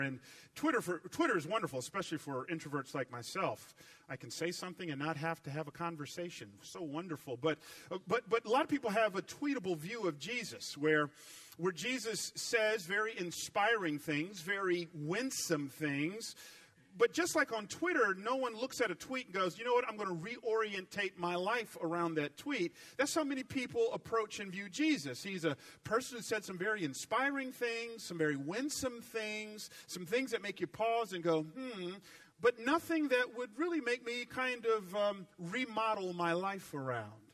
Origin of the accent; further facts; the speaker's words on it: Atlanta, Georgia, United States; accent: southern; I grew up in Atlanta